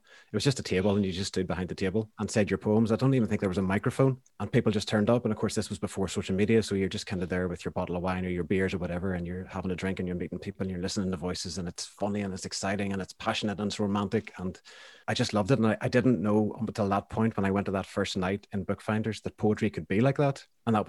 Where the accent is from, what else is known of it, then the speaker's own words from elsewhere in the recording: Banbridge, Northern Ireland, United Kingdom; when I was growing up in Banbridge, I didn't know anyone else that played music.